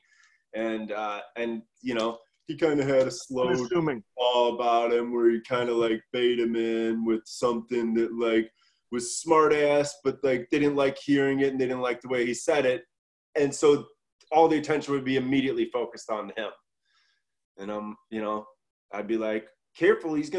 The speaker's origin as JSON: {"language": "English", "area": "suburb of Chicago", "region": "Illinois", "country": "United States", "said": "we were from a suburb of Chicago"}